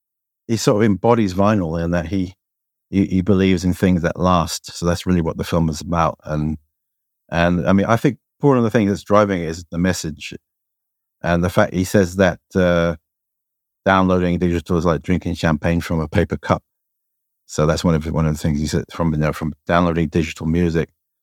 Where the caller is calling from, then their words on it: Shanghai, China; also born or lived in Hong Kong; I'm in Shanghai Lingan, which I've been here for some time. So I've been in Shanghai now for, three and a half years, after many years in Hong Kong.